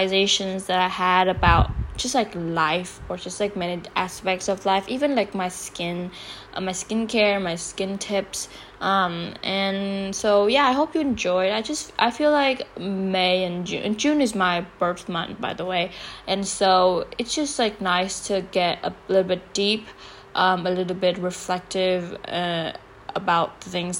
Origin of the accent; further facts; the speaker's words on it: Vietnam; moved away as an adult; also born or lived in United States; I grew up here, I was born and raised here